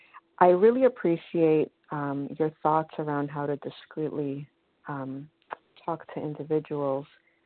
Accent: New York, United States; I'm from New York, and I'm a recovered compulsive eater.

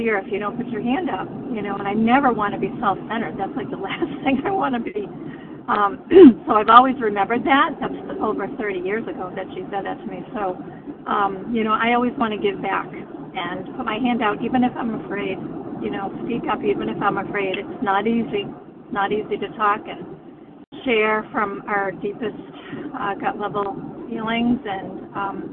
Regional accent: the Berkshires, Massachusetts, United States; I'm from the Berkshires in Massachusetts

